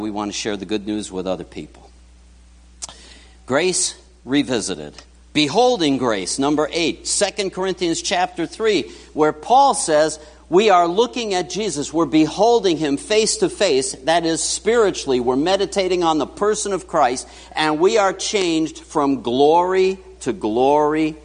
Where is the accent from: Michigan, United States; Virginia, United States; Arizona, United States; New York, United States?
New York, United States; New York City; moved away; I grew up in New York City